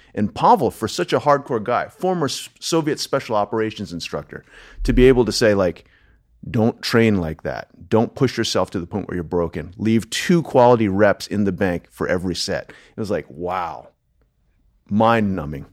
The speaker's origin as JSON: {"language": "English", "region": "Delaware", "country": "United States", "tie": "born or raised there", "also_born_or_lived": "Los Angeles / New York", "moved": "as an adult", "lives_now": "Austin, United States", "said": "born and raised in Delaware"}